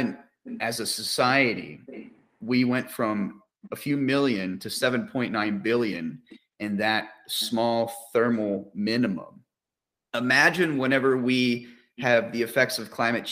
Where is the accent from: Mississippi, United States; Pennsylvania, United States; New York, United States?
Pennsylvania, United States; now in Arizona, United States; I grew up in Pennsylvania